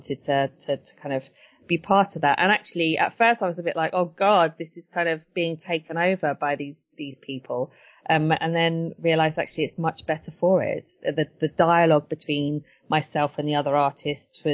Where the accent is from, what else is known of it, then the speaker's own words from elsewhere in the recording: Brighton, South East England, United Kingdom; also born or lived in Edgware, London; growing up in Brighton